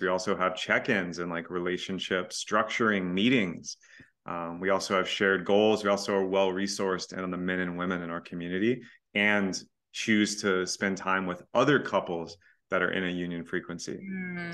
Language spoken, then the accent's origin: English; Texas, United States; I'm from Texas